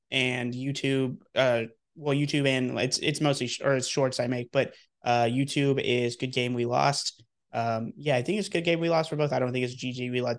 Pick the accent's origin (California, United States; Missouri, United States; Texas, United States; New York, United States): Texas, United States; moved away; I am born and raised in Texas